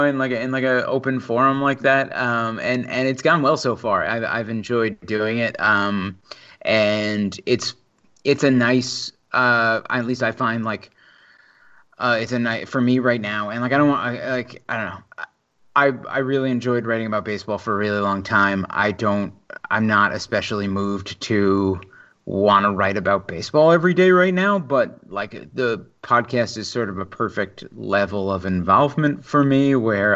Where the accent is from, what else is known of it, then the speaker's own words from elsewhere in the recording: Long Island, New York, United States; I am very much from Long Island.